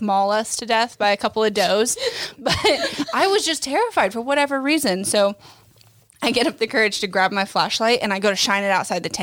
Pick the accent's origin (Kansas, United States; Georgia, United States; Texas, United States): Kansas, United States; Lawrence; I grew up on Clinton Lake in the Lawrence area.